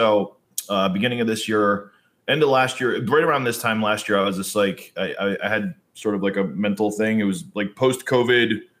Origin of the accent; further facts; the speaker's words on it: United States; moved away; also born or lived in New York; growing up in New Jersey and New York